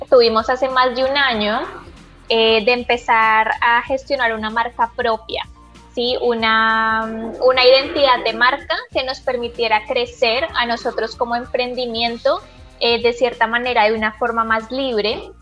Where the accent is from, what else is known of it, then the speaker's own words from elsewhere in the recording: Colombia; bueno, en mi caso yo soy de Colombia, también hacemos preparaciones colombianas en versión vegana